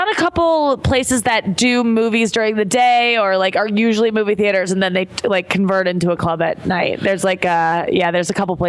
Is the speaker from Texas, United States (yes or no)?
no; St. Louis, Missouri, United States; I'm from St. Louis. Right. We get pretty harsh winters there.